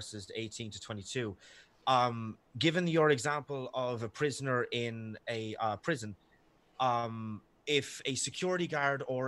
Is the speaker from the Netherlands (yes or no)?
no; Ireland; I'm Irish and thousands of fucking miles away